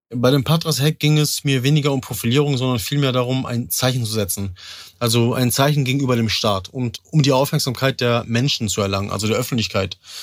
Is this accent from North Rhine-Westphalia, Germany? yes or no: yes; Rheine, North Rhine-Westphalia, Germany; ich bin 33 Jahre alt, ich komme aus Rheine